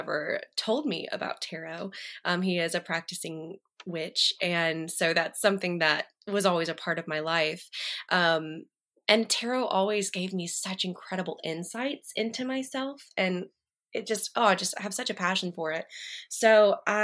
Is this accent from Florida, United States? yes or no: no; Alabama, United States; I'm from Alabama